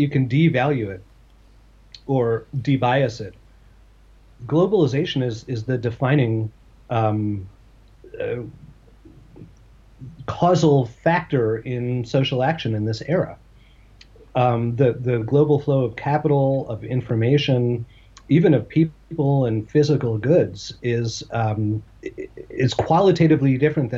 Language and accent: English; United States; I'm an American Jew